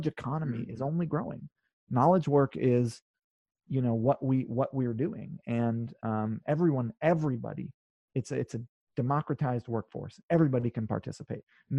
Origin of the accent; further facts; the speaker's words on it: North Shore, Oahu, Hawaii, United States; also born or lived in California; now in New York, United States; I grew up on the North Shore. It's the best.